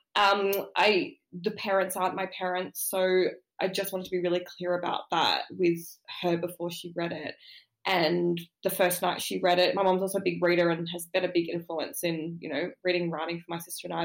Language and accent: English; Sydney, New South Wales, Australia; I grew up in Sydney, but I grew up in Southwest Sydney, I grew up in the suburbs